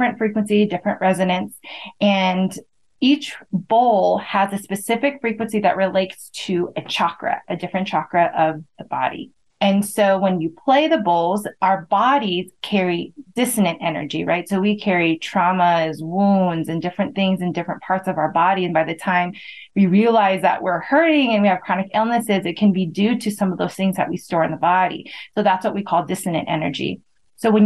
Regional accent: United States; as someone that grew up in America

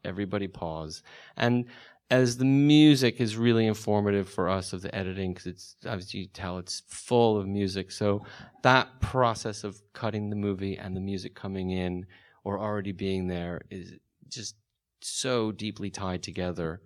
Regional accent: the Valley, California, United States; I'm from the Valley

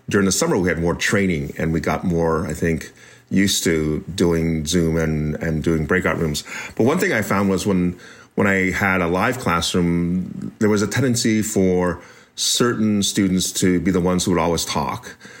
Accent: United States; the one I was raised in as an American born Chinese

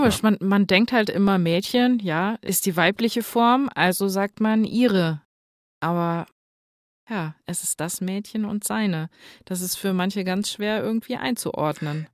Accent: Northern Hesse, Germany; bei uns in Nordhessen, wo ich aufgewachsen bin, in den Dörfchen

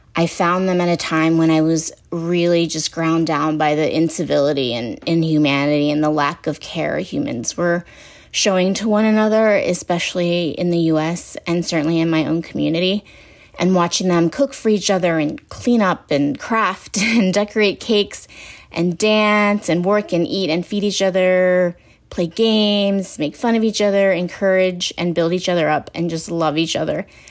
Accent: Midwest, United States; also born or lived in Busan, South Korea; I was born in Korea, in Busan. And I immigrated to the U S at a really young age and grew up here in the Midwest in predominantly white spaces

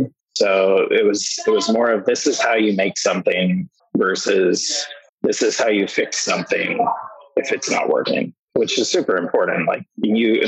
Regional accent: Washington, United States; also born or lived in Hood River, Oregon / Portland area; I was born in Hood River, Oregon, and raised in Washington, always within like an hour of Portland

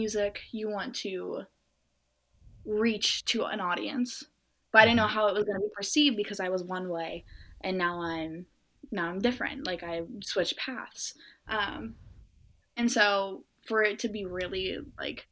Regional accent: Norco, California, United States; I'm from Norco. It's a very like horse town, little area in Southern California.

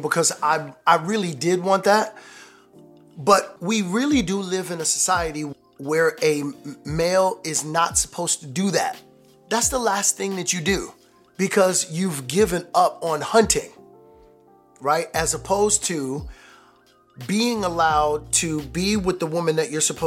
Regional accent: New York, United States; I'm from New York

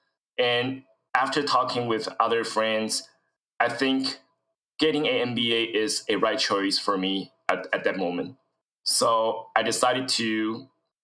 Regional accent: Taiwan; English is a second language; moved away as an adult; now in United States; I was born and raised in Taiwan

